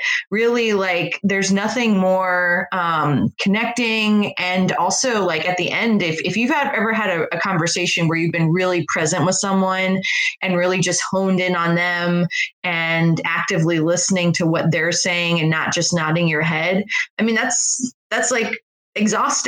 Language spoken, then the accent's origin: English; Northern Virginia, United States; moved away; also born or lived in Harrisonburg, Virginia; when I was growing up in Northern Virginia